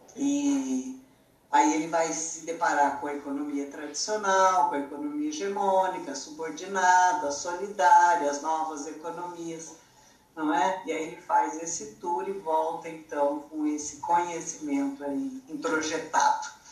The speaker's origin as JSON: {"language": "Portuguese", "town": "São José dos Campos", "region": "São Paulo", "country": "Brazil", "tie": "born or raised there", "moved": "as an adult", "lives_now": "São Paulo, Brazil", "said": "sou natural do interior de São Paulo, uma cidade que hoje é bem grande, já chama São José dos Campos, e atualmente moro em São Paulo, capital."}